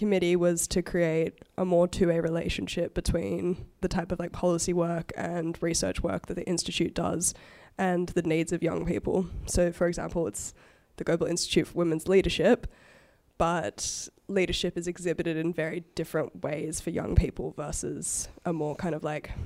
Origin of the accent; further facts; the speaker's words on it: Australia; I experienced as an Australian growing up